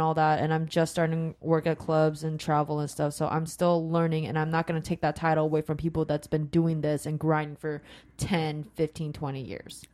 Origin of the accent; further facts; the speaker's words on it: Sacramento, California, United States; also born or lived in Rancho Cordova; I grew up in Sacramento